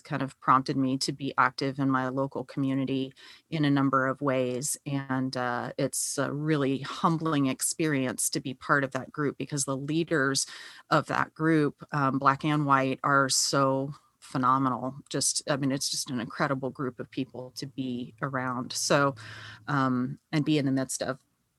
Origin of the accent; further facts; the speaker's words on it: Los Angeles, California, United States; moved away as an adult; also born or lived in North Carolina / West Virginia; I'm an ordained elder in the United Methodist Church. I grew up in Southern California, so born and raised there, like deep roots there, fifth generation Californian, third generation Los Angelino, which is not typical for that area.